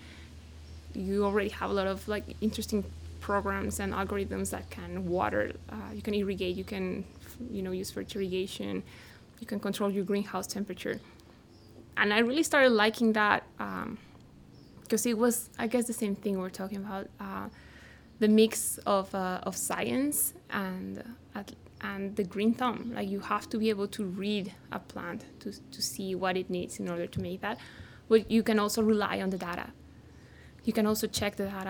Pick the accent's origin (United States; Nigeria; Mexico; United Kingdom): Mexico; central Mexico; moved away; I was born and raised in Central Mexico